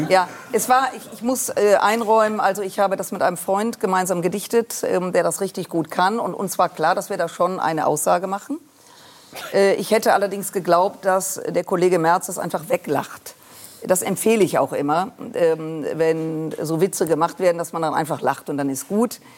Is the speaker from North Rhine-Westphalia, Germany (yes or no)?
yes; Düsseldorf, North Rhine-Westphalia, Germany; Äh, und ich komme aus Düsseldorf, ich bin mit dem Karneval sozialisiert worden.